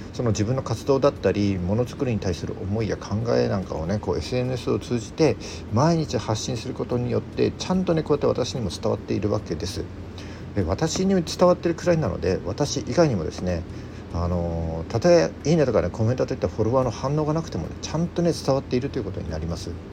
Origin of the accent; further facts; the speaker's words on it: mountains of Yamagata, Japan; 僕あの出身が山形の山奥なので